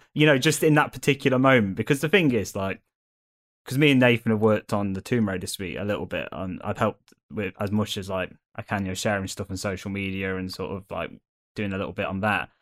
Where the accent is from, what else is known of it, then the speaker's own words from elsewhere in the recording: Derby, East Midlands, United Kingdom; I'm from Derby